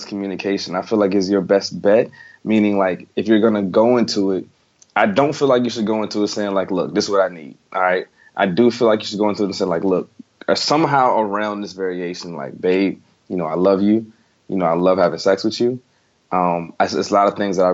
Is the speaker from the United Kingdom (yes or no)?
no; the South, United States; I'm from the South